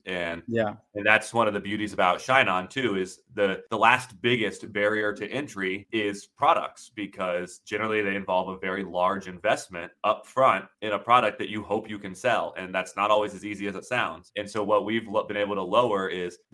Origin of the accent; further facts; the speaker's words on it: Florida, United States; moved away as an adult; now in Amsterdam, Netherlands; I'm growing up in Florida